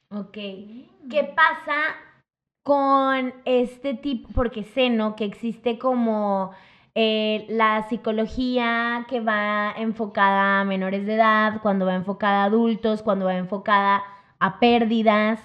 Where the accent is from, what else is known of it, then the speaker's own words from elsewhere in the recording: Mexico; somos como mexicanos para todos